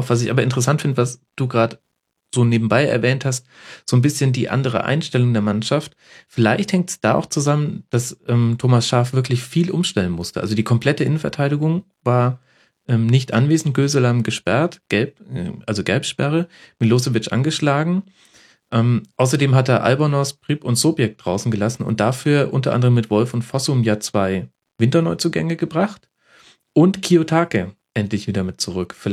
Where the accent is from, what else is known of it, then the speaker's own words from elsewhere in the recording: Stuttgart, Baden-Württemberg, Germany; da flippst du als Stuttgarter auch aus.